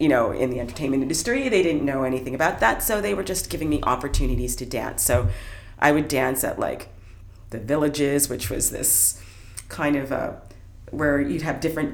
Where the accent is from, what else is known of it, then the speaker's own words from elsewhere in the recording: Brantford, Ontario, Canada; I grew up in Brantford, Ontario